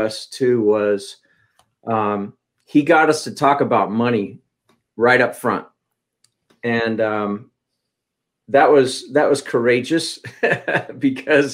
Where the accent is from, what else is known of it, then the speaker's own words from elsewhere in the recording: Kansas, United States; now in Charlotte, United States; I'm from Kansas originally